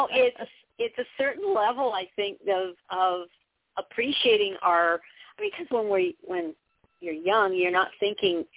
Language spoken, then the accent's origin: English; Southern California, United States; I come from Southern California